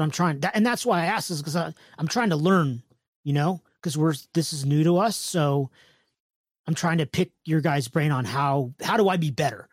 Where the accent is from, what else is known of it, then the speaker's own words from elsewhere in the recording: California, United States; I'm from California